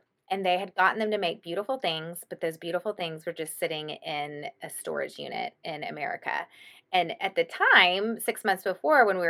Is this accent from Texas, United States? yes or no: yes; Austin, Texas, United States; I'm from Austin